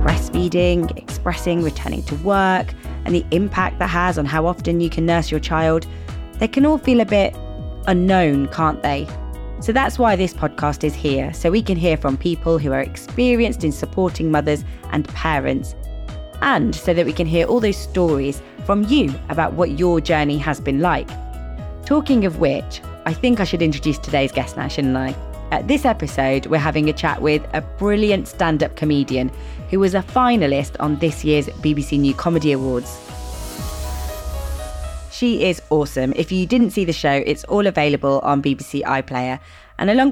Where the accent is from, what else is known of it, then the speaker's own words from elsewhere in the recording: Midlands, United Kingdom; I grew up in the Midlands